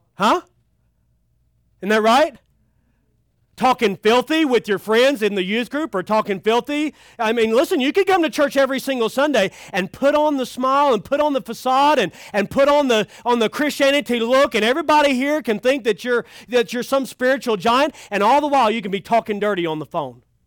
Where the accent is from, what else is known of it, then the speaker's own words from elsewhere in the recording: Kentucky, United States; I'm from Kentucky.